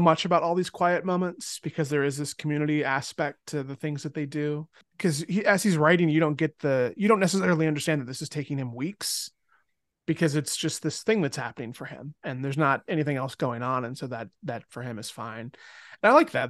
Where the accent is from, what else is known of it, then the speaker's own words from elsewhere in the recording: the South, United States; we're both from the South